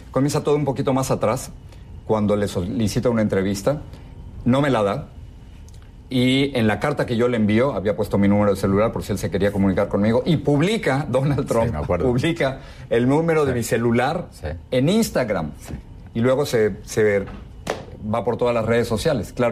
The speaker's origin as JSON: {"language": "Spanish", "country": "Mexico", "moved": "as an adult", "lives_now": "United States", "said": "llevo 35 años en este país. Jamás me imaginé que en el país donde nacieron mis hijos, el país que me, abrió las puertas, Andrés, cuando yo vine de, México por, por censura, que no quería ser un periodista censurado"}